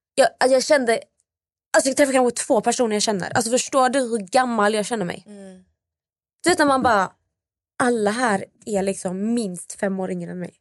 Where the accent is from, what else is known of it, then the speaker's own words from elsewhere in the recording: Malmö, Skåne, Sweden; jag kommer från Malmö